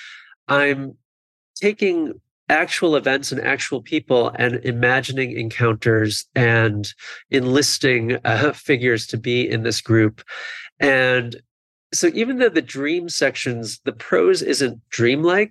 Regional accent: Buffalo, New York, United States; I was born in Buffalo.

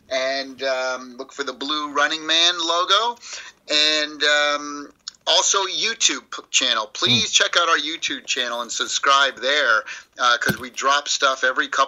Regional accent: East Coast, United States; I'm like I said, I'm from the East Coast, New York

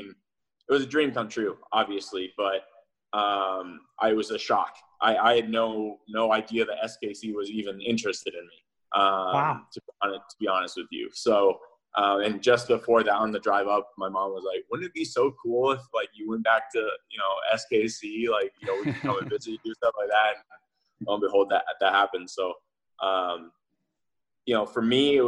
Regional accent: Indianapolis, Indiana, United States; born or raised there; moved away as an adult; also born or lived in Roeland Park, Kansas; now in Kansas City, United States

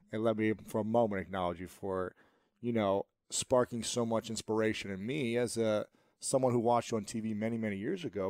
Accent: Ohio, United States; moved away as an adult; also born or lived in New York City; now in Los Angeles, United States; I'm from Ohio

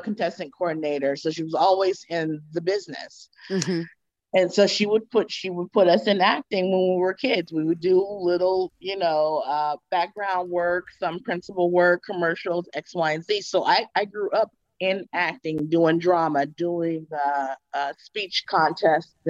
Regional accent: California, United States; I'm from California

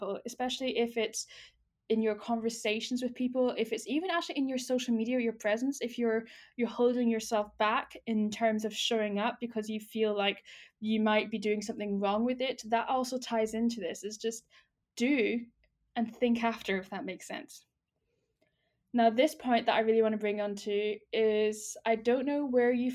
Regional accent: United Kingdom; as a Brit

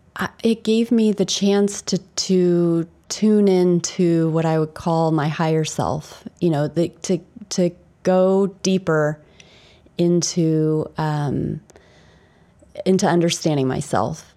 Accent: Indianapolis, Indiana, United States; moved away as an adult; also born or lived in England; I was born in Indianapolis, Indiana, which is in America.

